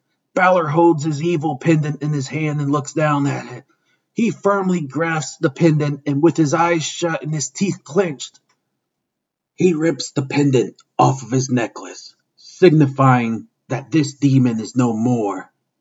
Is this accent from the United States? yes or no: no; Toronto, Ontario, Canada; retire on my own terms here in my hometown of Toronto.